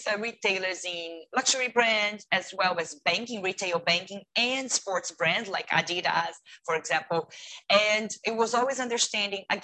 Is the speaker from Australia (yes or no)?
no; Brazil; English is a second language; moved away as an adult; also born or lived in United States; now in Hong Kong; I am from Brazil, originally from Brazil